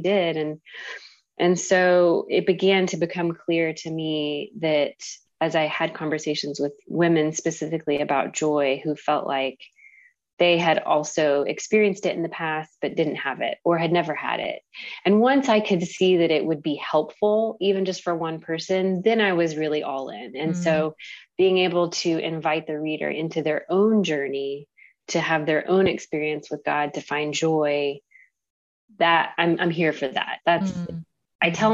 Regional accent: Carrollton, United States; I'm from Carrollton and my husband's from Michigan, small town Michigan

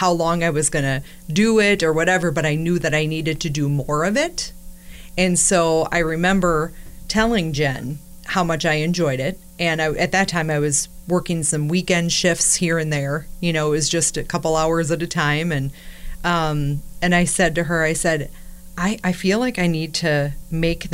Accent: La Crosse, Wisconsin, United States; I'm from La Crosse. You know, I grew up here and listened to Z93 my whole life

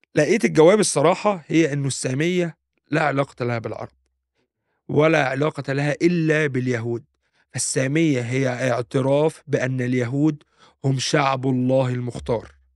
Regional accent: Egypt; now in Germany

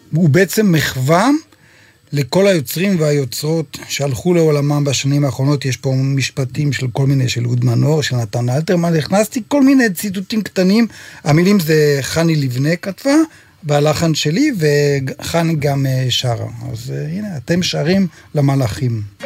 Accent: Shamir, Northern District, Israel; moved away; גדלתי בקיבוץ, אבא שלי היה מנגן אקורדיון, ועד היום, מדי פעם שאני מגיע לבקר בקיבוץ

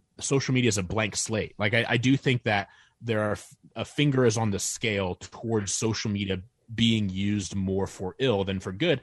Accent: Northern Indiana, United States; I grew up in Northern Indiana

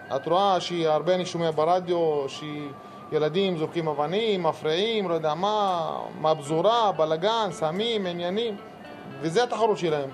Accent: Rahat, Southern District, Israel; אני מרהט

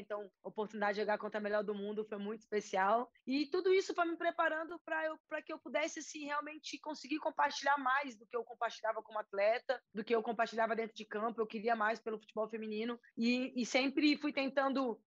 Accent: Brasília, Federal District, Brazil; now in São Paulo, Brazil; eu sou de Brasília, é, jogo futebol desde, desde sempre, na rua, com amigos, com vizinhos.

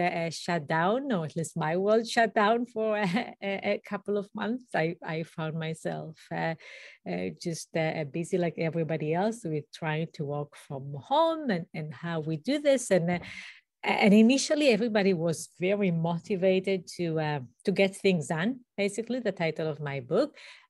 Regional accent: Israel; English is a second language; now in United States; I did not grow up in the US. I grew up in Israel, in a small community, a kibbutz.

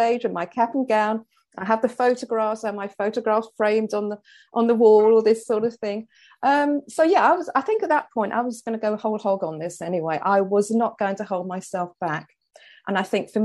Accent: London, United Kingdom; moved away; I came from the Elephant and Castle, working class London

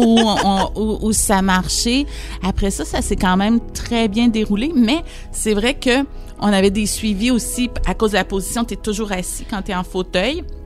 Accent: Saint-Marc-des-Carrières, Quebec, Canada; Je suis originaire de Saint-Marc-des-Carrières

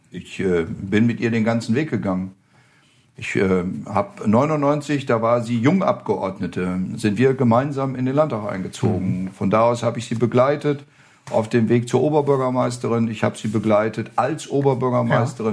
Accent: Flonheim, Rhineland-Palatinate, Germany; moved away as an adult; also born or lived in Osterholz-Scharmbeck, Lower Saxony; now in Thuringia, Germany; ich komme ja aus Rheinhessen.

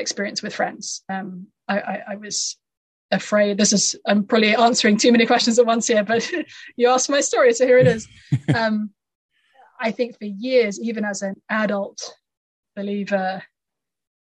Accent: United Kingdom; moved away as an adult; now in United States; I come from the UK. I lived there all through my childhood

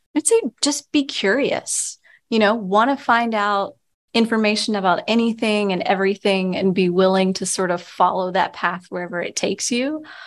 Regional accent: Texas, United States; also born or lived in Louisiana / Pennsylvania / New York / Virginia; now in Vermont, United States; I grew up in Texas, so I'm a long way from, from my original home

